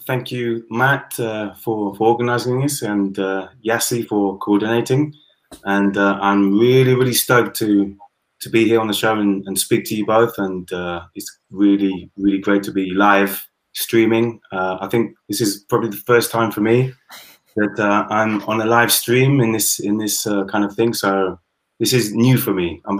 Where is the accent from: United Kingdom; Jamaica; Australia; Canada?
United Kingdom; now in Spain; I am British, Caribbean, half German. And yeah, I've lived in Spain for the last 20 years.